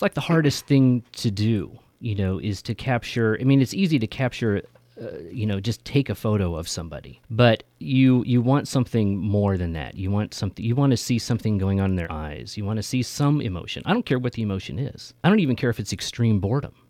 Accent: Merced, California, United States; moved away as an adult; now in Sacramento, United States; I grew up in Merced

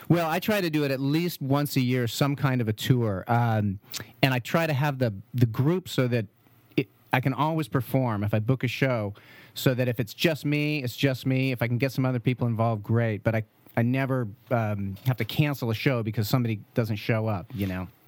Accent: St. Helena, California, United States; also born or lived in Vallejo / Berkeley / Oregon; I grew up in Saint Helena.

